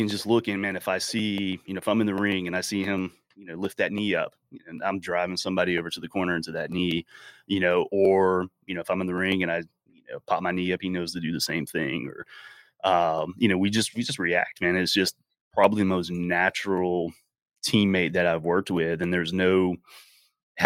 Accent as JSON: {"language": "English", "region": "Florida", "country": "United States", "said": "we're from the South, we're from Florida"}